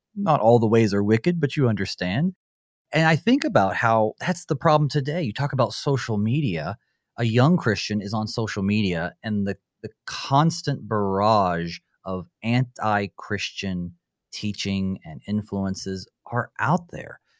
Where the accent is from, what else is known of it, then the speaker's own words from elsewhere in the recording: Western North Carolina, United States; I'm from, uh, Western North Carolina